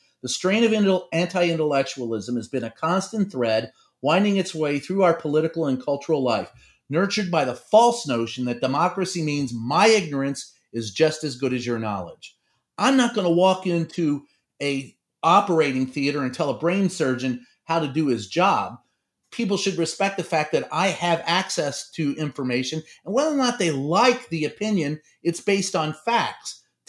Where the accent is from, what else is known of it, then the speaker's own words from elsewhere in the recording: Louisville, Kentucky, United States; there was a newspaper where I grew up in Louisville, Kentucky, called Courier Journal and Louisville Times.